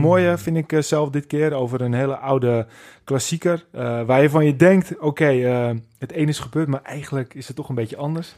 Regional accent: Netherlands; wij als Nederlanders

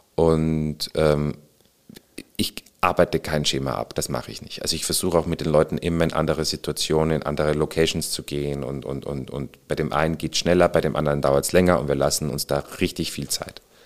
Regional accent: Salzburg, Austria; moved away as an adult; also born or lived in Bavaria, Germany / Burghausen, Germany; now in Hamburg, Germany; Ich bin zwar in Österreich geboren, im wunderschönen Salzburg, auch da Kindergarten und Schule und mhm. habe aber dann Gymnasium äh, in Bayern verbracht

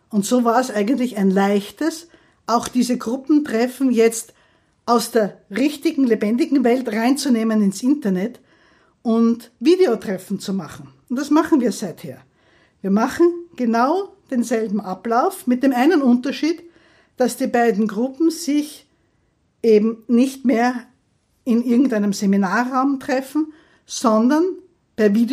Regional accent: Graz, Styria, Austria; ich komme aus der Steiermark, aus Graz, ich freue mich schon auf die Steirer

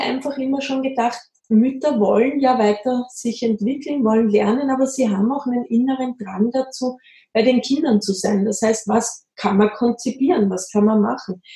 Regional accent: Austria; now in Bavaria, Germany; ich komme aus Österreich, das hört man immer sehr.

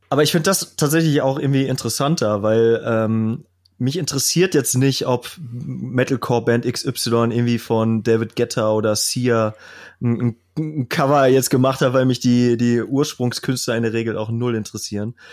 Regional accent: Kevelaer, North Rhine-Westphalia, Germany; ich komme ja aus Kevela, das ist ja ein höchst katholischer Ort, wo äh, es die berühmte Motorradwallfahrt gibt

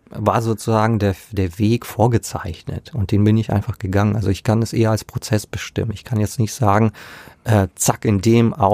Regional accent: Lower Saxony, Germany; Ja, äh, äh, in der Gegend, wo ich herkomme, äh, gab es äh, Farmstheologie gar nicht.

